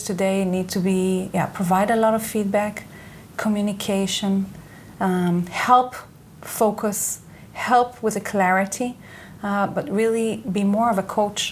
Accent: Israel; English is a second language; moved away as an adult; I was born and raised here in Israel.

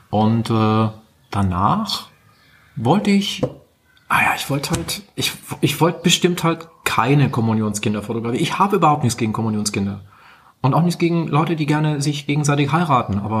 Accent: Rosenfeld, Baden-Württemberg, Germany; in Rosenfeld bei Balingen, das ist im Schwabenland. Wo du herkommst. Wo ich herkomme, genau.

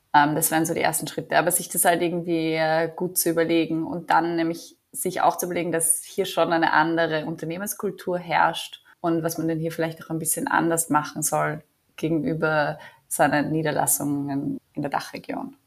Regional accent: Vienna, Austria; moved away as an adult; also born or lived in New Delhi / Mumbai / Berlin; now in Tel Aviv, Israel; ich bin gebürtige Wienerin, äh, lebe jetzt aber schon seit fast vier Jahren in Israel

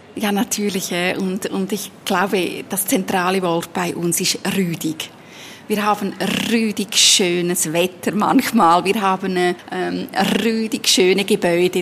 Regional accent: Lucerne, Switzerland; Ich bin in Luzern geboren und aufgewachsen

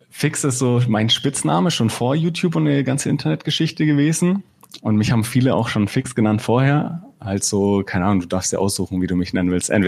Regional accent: Bavaria, Germany; Ah, ich wohne momentan in Fürth, also ich komme aus Mittelfranken und eigentlich schon immer hier in Bayern gelebt oder in Mittelfranken groß geworden.

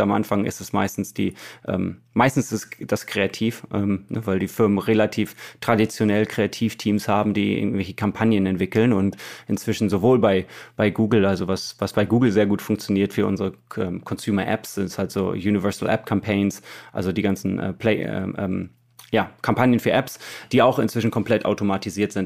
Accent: Germany; wir als Deutsche

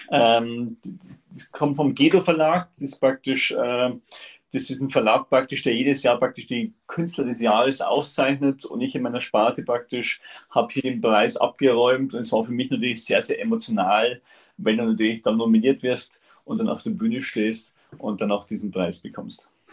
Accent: Upper Bavaria, Germany; ich komme aus Oberbayern wirklich aus dem Süden von Deutschland. Ich bin in der Region, das ist in Salzach, das ist ein Stück oberhalb von Chiemsee

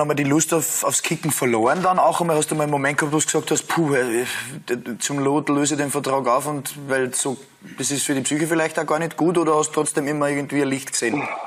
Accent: Upper Austria, Austria; ich bin ja auch, ich bin auch Oberösterreicher

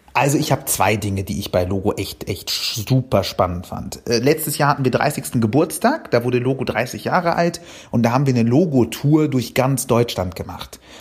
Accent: Cairo, Cairo Governorate, Egypt; now in Germany; ich bin ja in Kairo, in Ägypten aufgewachsen

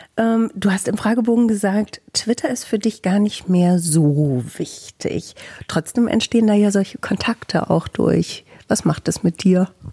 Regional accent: Bielefeld, North Rhine-Westphalia, Germany; Im echten Leben komme ich aus Bielefeld, arbeite beim Radio.

